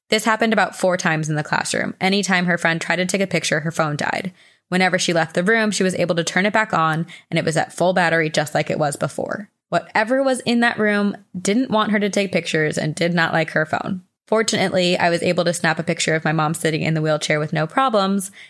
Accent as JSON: {"language": "English", "town": "Buffalo", "region": "New York", "country": "United States", "lives_now": "Newfane, United States", "said": "I am originally from Buffalo, New York, and now live in Newfane, New York, a town off of Lake Ontario."}